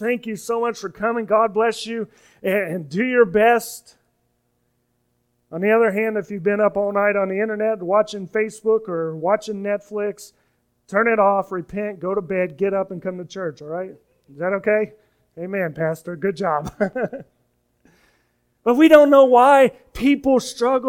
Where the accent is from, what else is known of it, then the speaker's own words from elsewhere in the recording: Kansas, United States; moved away; I'm from Kansas. We don't have hurricanes